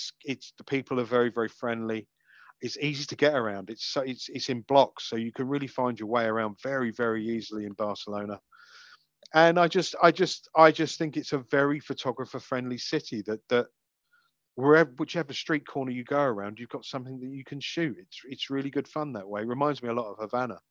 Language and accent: English; United Kingdom; as a Brit